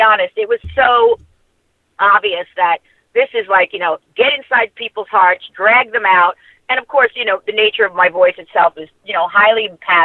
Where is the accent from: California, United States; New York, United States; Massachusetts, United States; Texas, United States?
New York, United States; Long Island; I grew up in Long Island